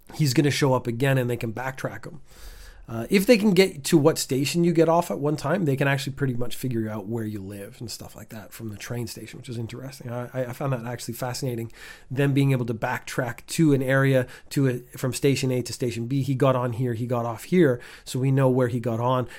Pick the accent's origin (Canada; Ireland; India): Canada; now in Japan; I, as a Canadian, have never fully adapted to the Japanese summer